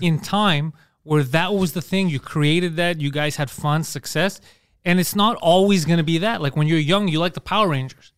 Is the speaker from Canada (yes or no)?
yes; Montreal, Quebec, Canada